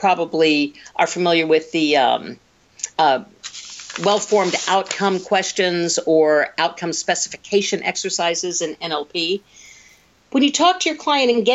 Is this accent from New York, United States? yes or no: no; Oklahoma, United States; moved away; I'm from Oklahoma originally.